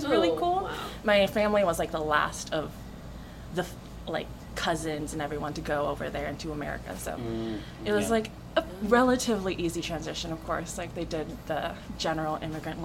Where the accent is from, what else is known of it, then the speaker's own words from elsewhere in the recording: Las Vegas, Nevada, United States; also born or lived in Philippines / Hawaii; I grew up here, practically. I did all my schooling here, grew up here